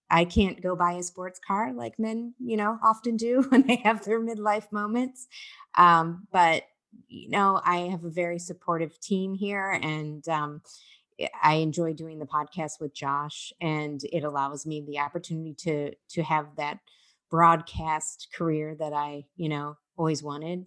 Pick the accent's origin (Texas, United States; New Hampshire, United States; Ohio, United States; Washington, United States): Ohio, United States; moved away as an adult; now in New York City, United States; I'm from Ohio